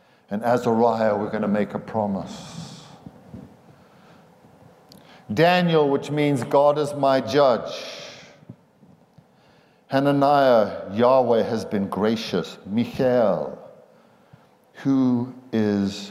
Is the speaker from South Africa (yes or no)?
yes; South Africa; moved away; I'm South African and I went barefoot most of the time growing up over there